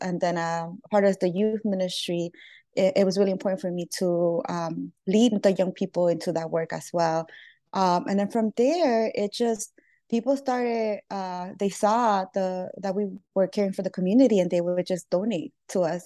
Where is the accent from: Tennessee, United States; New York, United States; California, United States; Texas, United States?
New York, United States; New York City; born or raised there; also born or lived in Lima, Peru